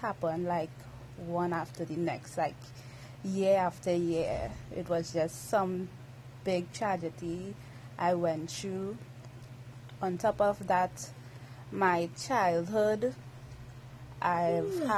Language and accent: English; Trinidad & Tobago; I'm from Trinidad and Tobago. That's an island in the Caribbean